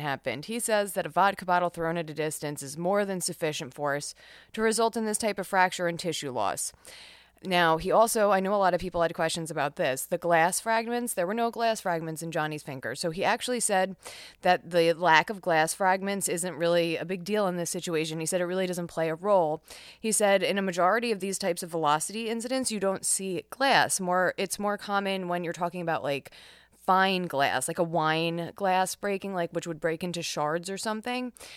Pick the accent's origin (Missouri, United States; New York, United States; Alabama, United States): New York, United States; New York, my home state